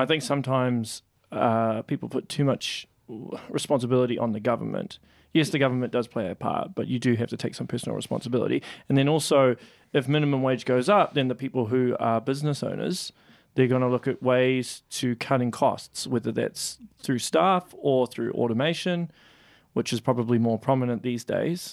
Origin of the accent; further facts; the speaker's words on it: Auckland, New Zealand; moved away; I'm from Auckland